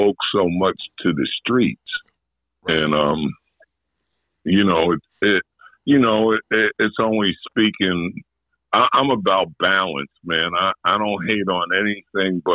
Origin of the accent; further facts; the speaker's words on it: New York City, New York, United States; I grew up in Jamaica, Queens